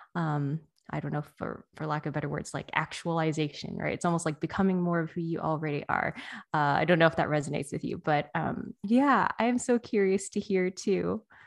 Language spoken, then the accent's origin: English; United States; someone who was born here